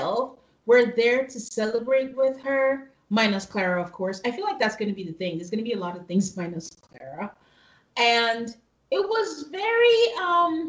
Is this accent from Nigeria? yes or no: yes; Nigeria; moved away; we're from Nigeria, so sometimes my brain thinks in different languages.